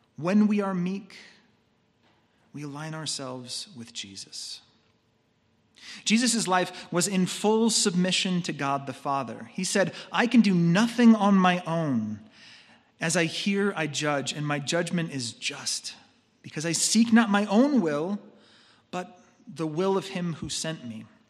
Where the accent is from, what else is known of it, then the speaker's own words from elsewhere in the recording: United States; As American consumers